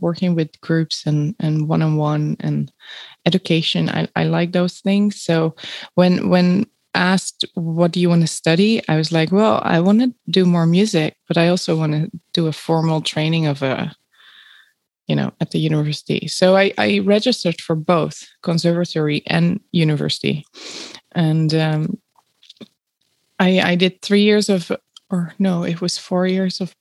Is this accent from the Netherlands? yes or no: yes; Netherlands; I grew up in the Netherlands